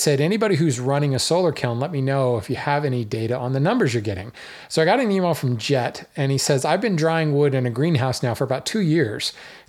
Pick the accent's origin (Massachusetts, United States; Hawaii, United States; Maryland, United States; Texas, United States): Hawaii, United States; Folks who don't know, I grew up in Hawaii. Well, I grew up a lot of places, an Air Force brat, but I spent some formative years in Hawaii.